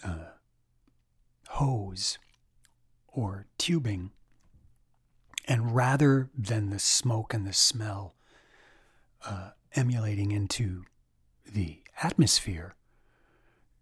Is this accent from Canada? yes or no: yes; Quebec, Canada; moved away; also born or lived in Saint John, New Brunswick; I grew up in Quebec